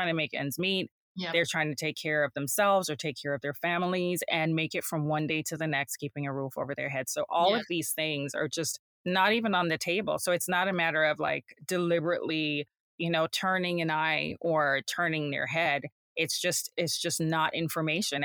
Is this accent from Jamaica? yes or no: yes; Jamaica; moved away; I'm from Jamaica. So I'm an immigrant, and growing up there, I was around the seamstress and the dressmakers and the tailors